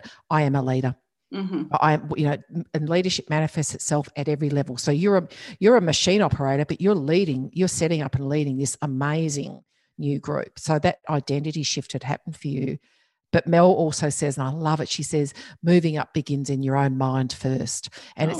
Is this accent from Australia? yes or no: yes; Geraldton, Western Australia, Australia; at home where I grew up in Geraldton in WA